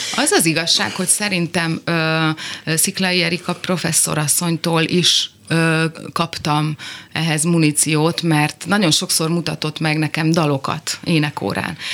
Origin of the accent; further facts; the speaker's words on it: Zalaegerszeg, Zala, Hungary; Igen, én ott nőttem föl